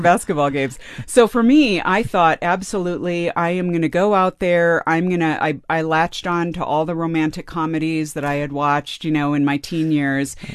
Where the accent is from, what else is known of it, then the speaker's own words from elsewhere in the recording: California, United States; I grew up in California